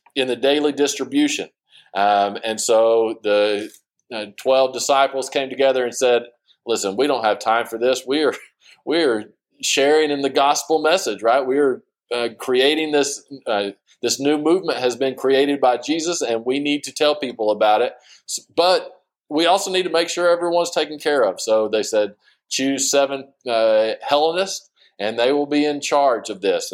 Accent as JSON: {"language": "English", "town": "Sterling City", "region": "Texas", "country": "United States", "tie": "born or raised there", "said": "I grew up in Sterling City."}